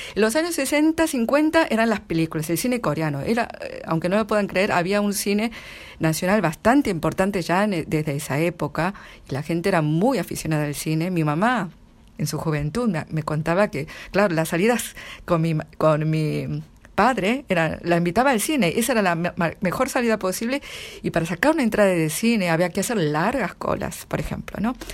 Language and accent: Spanish; Argentina; accent: Argentine; moved away as an adult; now in Seoul, South Korea; hablo con acento argentino 100%